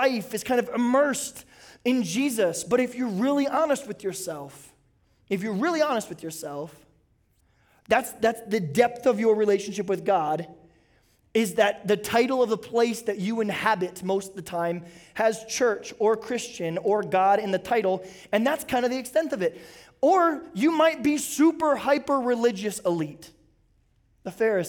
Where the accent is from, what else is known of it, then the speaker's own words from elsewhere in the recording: Bakersfield, California, United States; also born or lived in San Diego, California; I am from San Diego, California. But I grew up in the great country of Bakersfield, California